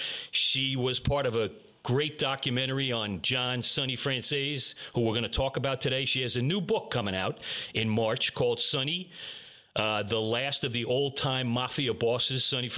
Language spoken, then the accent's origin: English; Long Island, New York, United States; It's coming from my hometown out on Long Island.